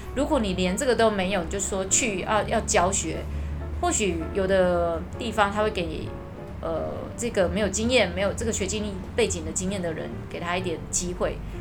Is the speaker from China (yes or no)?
no; Taiwan; 我们台湾人的英文程度都不会太差